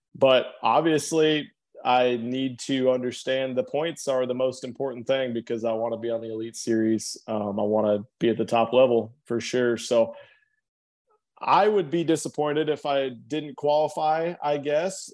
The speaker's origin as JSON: {"language": "English", "region": "Nebraska", "country": "United States", "said": "we're both from Nebraska"}